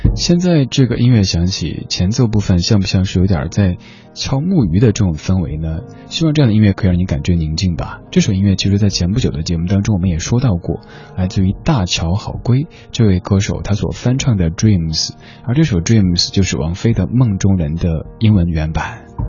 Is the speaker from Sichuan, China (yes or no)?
yes; Chengdu, Sichuan, China; 我，我成都人